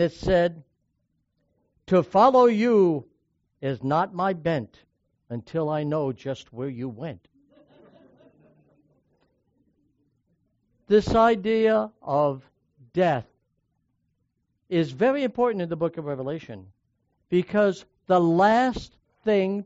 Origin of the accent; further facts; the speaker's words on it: New York, United States; When I was growing up in New York State